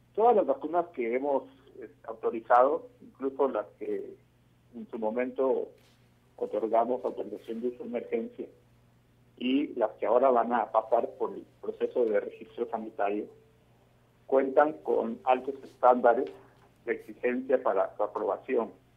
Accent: Mexico; como mexicanos creo que todos estaríamos muy orgullosos

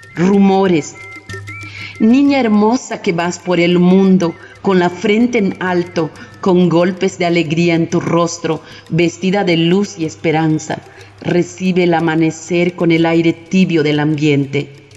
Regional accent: Muna, Yucatán, Mexico; soy maestra de literatura y bordado en mi pueblo de Muna, Yucatán

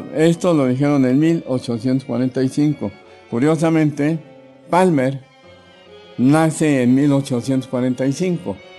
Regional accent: Mexico City, Mexico; also born or lived in Davenport, Iowa, United States; yo soy mexicano, por nacimiento. Nací en la Ciudad de México en 1945.

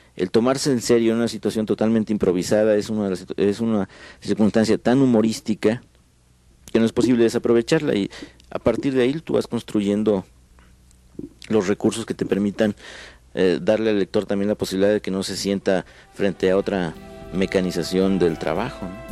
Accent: Mexico

